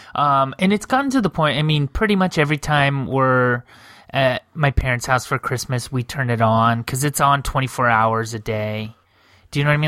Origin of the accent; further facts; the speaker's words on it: United States; I'm an atheist, but I grew up in America